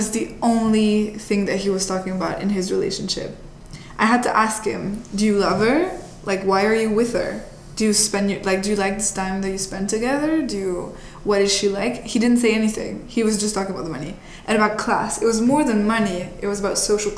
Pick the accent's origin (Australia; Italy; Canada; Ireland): Italy; now in United States; I'm from Italy originally